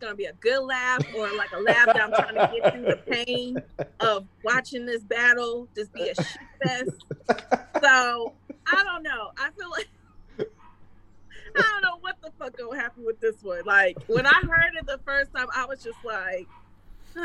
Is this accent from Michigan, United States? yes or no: yes; Detroit, Michigan, United States; I'm from Detroit